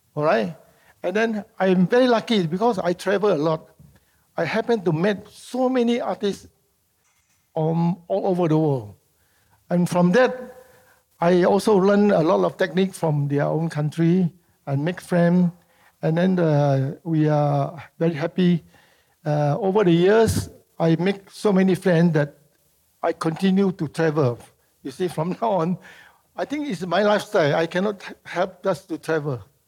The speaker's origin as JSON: {"language": "English", "country": "Singapore", "tie": "born or raised there", "also_born_or_lived": "Medan, Indonesia"}